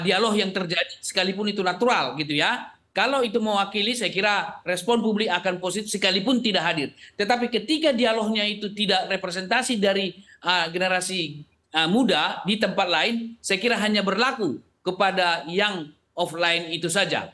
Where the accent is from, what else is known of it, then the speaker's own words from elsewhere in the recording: Aceh, Indonesia; moved away; di kampung halaman saya, kelahiran saya di pinggiran di Aceh sana